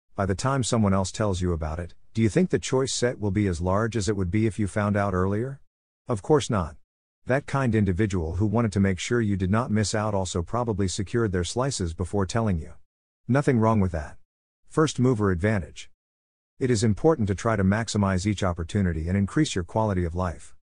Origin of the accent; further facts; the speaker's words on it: United States; American sports fans